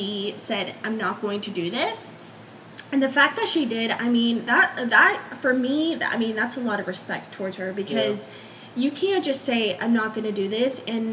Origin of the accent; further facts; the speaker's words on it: Los Angeles, California, United States; that's my hometown